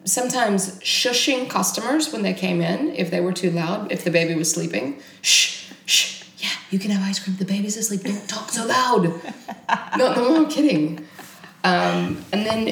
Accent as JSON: {"language": "English", "region": "Texas", "country": "United States", "tie": "born or raised there", "moved": "as an adult", "lives_now": "Stockholm, Sweden", "said": "I was born in Texas. I was born in Texas in a little tiny redneck hick town"}